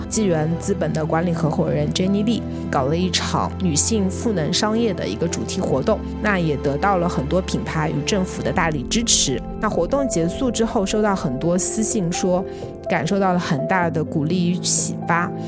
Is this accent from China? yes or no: yes; China; also born or lived in Shanghai; 只有我一个人是来自中国